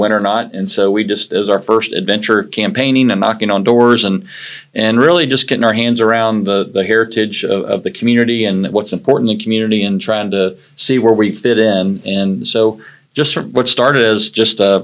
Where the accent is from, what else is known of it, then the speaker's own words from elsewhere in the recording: Ocala, Florida, United States; I was born and raised in Ocala, Florida. I'm a third generation Floridian